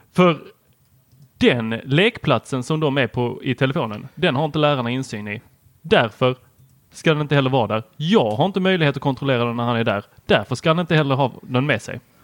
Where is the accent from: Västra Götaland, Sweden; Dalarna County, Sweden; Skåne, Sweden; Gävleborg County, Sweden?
Skåne, Sweden; Helsingborg; also born or lived in Lund; jag kommer från Lund, eh, har växt upp i Helsingborg ett tag och gick på Husumsjöskolan